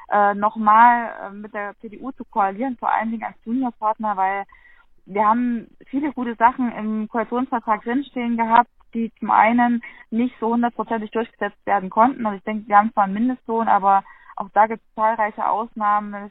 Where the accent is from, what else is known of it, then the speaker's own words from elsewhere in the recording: Gera, Thuringia, Germany; meine Heimatstadt in Gera ist die Linke zum Beispiel sehr stark.